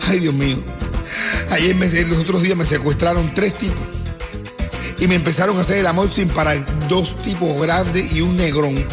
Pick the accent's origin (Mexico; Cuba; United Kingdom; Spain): Cuba; now in Miami, United States; cómo somos los cubanos